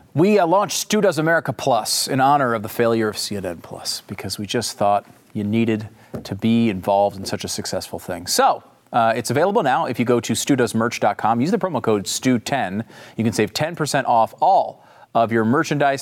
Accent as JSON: {"language": "English", "region": "Northeast", "country": "United States", "tie": "born or raised there", "moved": "yes", "lives_now": "Texas, United States", "said": "I grew up in the Northeast and I live in Texas"}